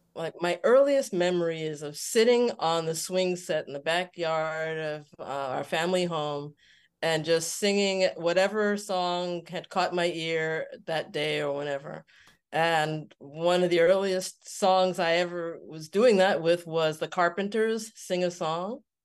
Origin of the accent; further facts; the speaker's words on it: New York City, New York, United States; I was born in New York City mm-hmm. and uh, Queens